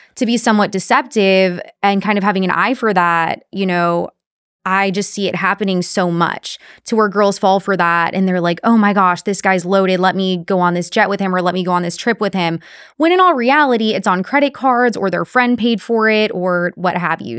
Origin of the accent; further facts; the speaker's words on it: Corpus Christi, Texas, United States; Corpus Christi, my hometown